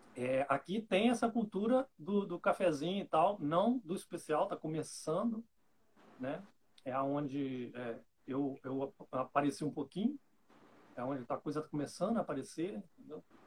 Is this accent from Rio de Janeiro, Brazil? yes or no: yes; Santo Antônio de Pádua, Rio de Janeiro, Brazil; Eu sou de Santo Antônio de Pádua, interior do Rio de Janeiro